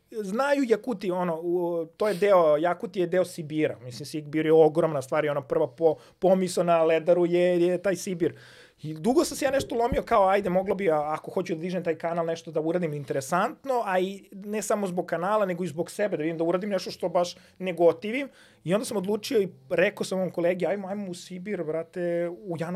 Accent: Serbia; kao prvi Srbin koji je došao do najhladnije tačke

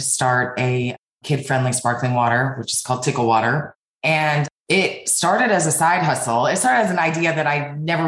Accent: Denver, Colorado, United States; moved away as an adult; also born or lived in California / New York City / Spain / New Zealand; So I grew up in Denver, Colorado, and I moved to New York City when I was 25 years old

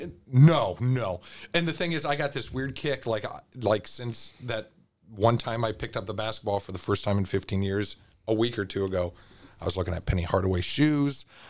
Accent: Cedar Rapids, Iowa, United States; I'm from Cedar Rapids

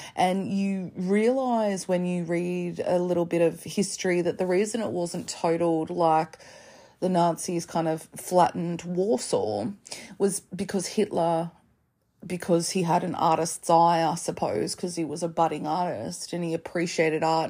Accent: Australia; as an Australian.

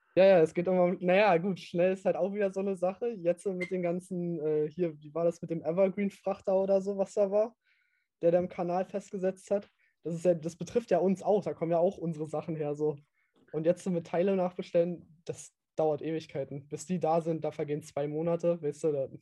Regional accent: East Germany, Germany; man hört halt, ich bin halt Ossi

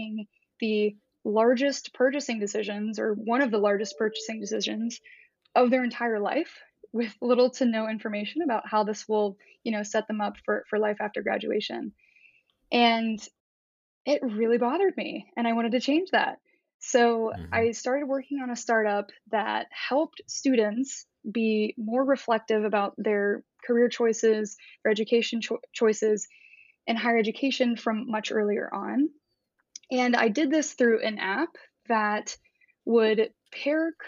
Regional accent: Columbus, Ohio, United States; moved away; also born or lived in Nashville; I grew up in Columbus, Ohio, in more of a, I would call it a blue collar upbringing

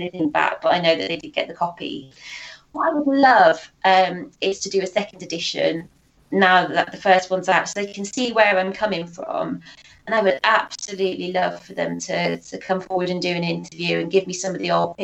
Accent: United Kingdom; me being sort of a gullible Brit

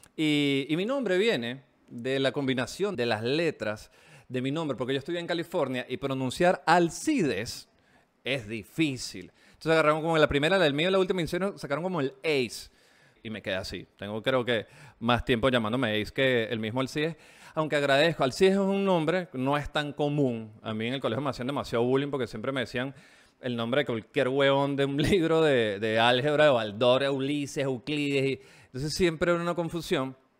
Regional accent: Venezuela; moved away as an adult; now in Chile; Yo salí de Venezuela eh, eh, personalmente por el tema de la inseguridad. Llegué a Chile, empecé a trabajar como cualquier migrante

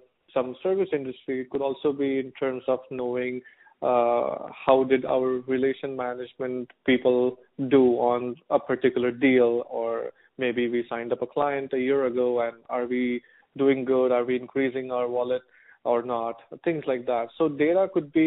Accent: India; moved away as an adult; now in United States; I am from India

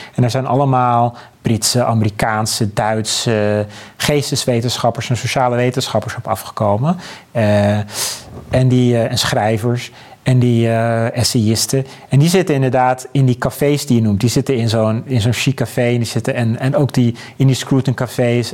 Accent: Abcoude, Utrecht, Netherlands; in Apkoude waar ik vandaan kom

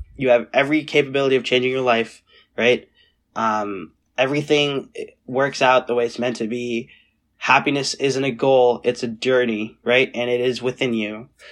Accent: Seattle, Washington, United States; moved away as an adult; also born or lived in South Carolina / India / Purdue, Indiana; when we came back from India to Seattle, Um, we were right, seven, right? So we went, we were there from two thousand seven to two thousand seventeen

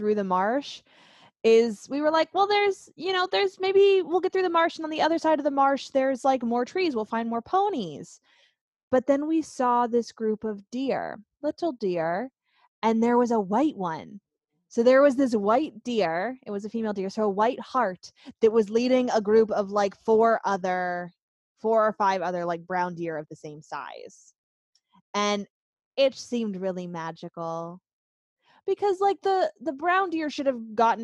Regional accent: Pennsylvania, United States; We grew up in Pennsylvania with the Pennsylvania wilds

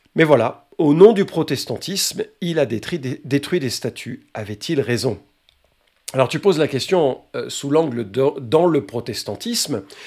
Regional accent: Lyon, Auvergne-Rhône-Alpes, France; la belle ville de Lyon, euh, ville, euh, ma ville natale

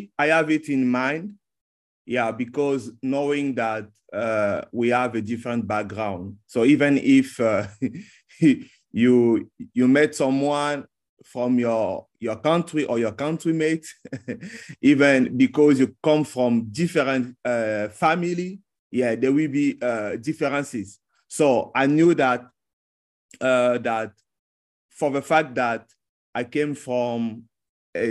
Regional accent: Republic of the Congo; now in Changsha, China; I'm from Republic of Congo, or the country also it's called sometimes Congo-Brazzaville.

